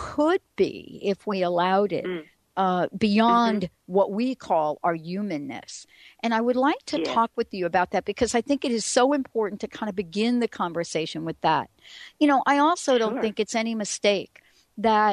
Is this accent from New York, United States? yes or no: yes; New York City, New York, United States; moved away; I'm a girl from the Bronx. I grew up in a place where there is not much grass